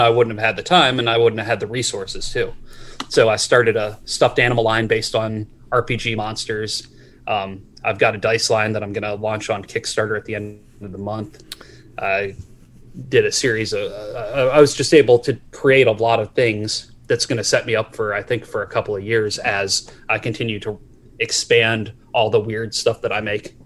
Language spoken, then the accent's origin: English; Maryland, United States; I grew up in Maryland